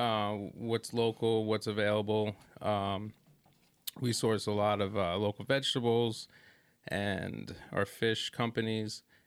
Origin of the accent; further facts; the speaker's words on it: New York City, New York, United States; also born or lived in Brooklyn; we're from Staten Island and, and New York, Brooklyn, my family